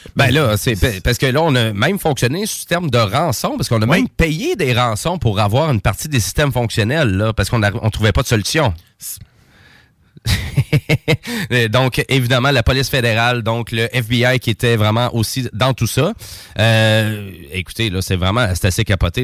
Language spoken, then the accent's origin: French; Saint-Georges, Quebec, Canada; je viens de Saint-Georges de Beauce